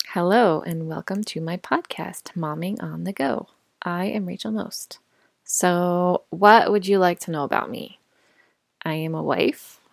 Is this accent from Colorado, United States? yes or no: yes; Colorado, United States; moved away as an adult; also born or lived in Indiana / Chicago / Dallas; I grew up in Colorado